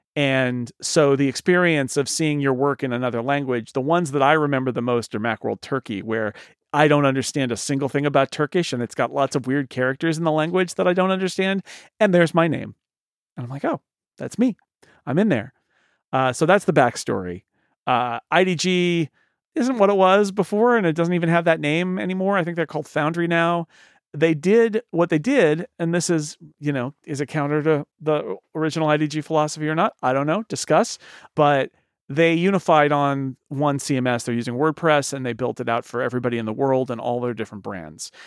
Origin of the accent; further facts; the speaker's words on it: United States; I'm from the United States